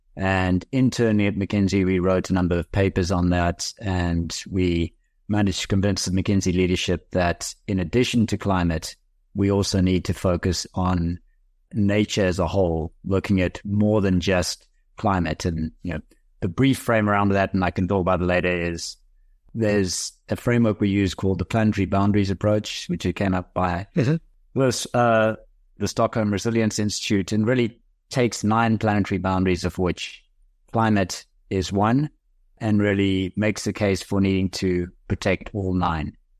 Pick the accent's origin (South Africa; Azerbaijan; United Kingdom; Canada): South Africa; I am South African by birth. I did a couple of business degrees at the University of Cape Town